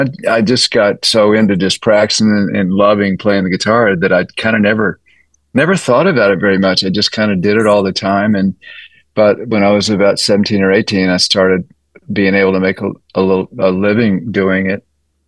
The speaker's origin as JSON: {"language": "English", "town": "Austin", "region": "Texas", "country": "United States", "tie": "born or raised there", "said": "You know, it was great because there was so much different styles of music that I just had a lot to draw from and learn from."}